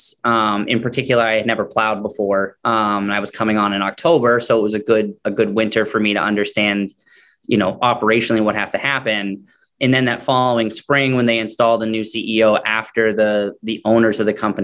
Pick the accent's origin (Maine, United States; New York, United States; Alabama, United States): Maine, United States; moved away; I'm originally from Maine and I had moved back